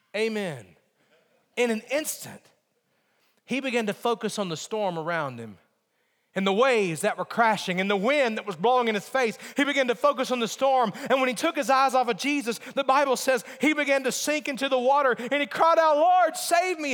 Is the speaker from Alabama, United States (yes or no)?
yes; Alabama, United States; moved away; also born or lived in Virginia; my mentality growing up in Alabama